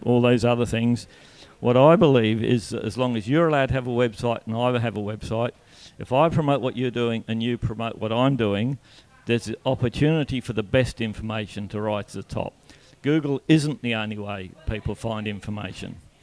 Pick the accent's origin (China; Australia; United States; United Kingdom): Australia; Donnybrook, Western Australia; I grew up in Donnybrook